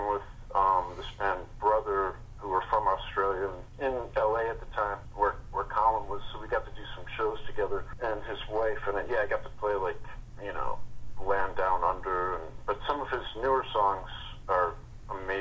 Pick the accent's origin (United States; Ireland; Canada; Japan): United States; Putnam Valley, New York; moved away as an adult; also born or lived in Garrison, New York; now in Truth or Consequences, United States; I was living in Putnam. My parents still live there. In Putnam Valley, but I went to Garrison School.